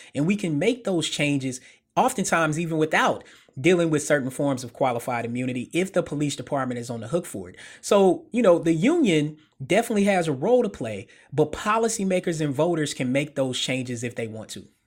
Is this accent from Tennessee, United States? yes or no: yes; Murfreesboro, Tennessee, United States; moved away; also born or lived in Memphis; I'm a Tennes-, native Tennessean, born and bred